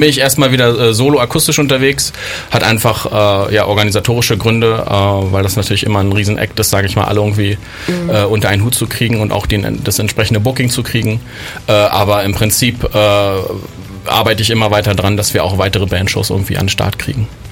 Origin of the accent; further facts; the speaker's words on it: Berlin, Germany; moved away as an adult; now in Bonn, Germany; ich bin ja ursprünglich aus Berlin, bin also kein Bonner äh, und bin mit circa 20 äh, nach Bonn gegangen